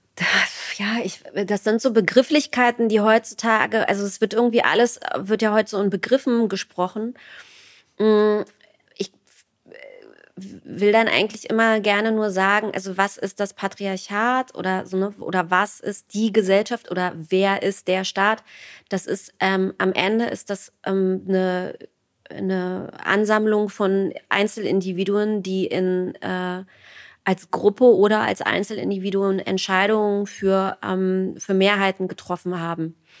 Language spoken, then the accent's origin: German; East Germany, Germany; ich bin Ostdeutsche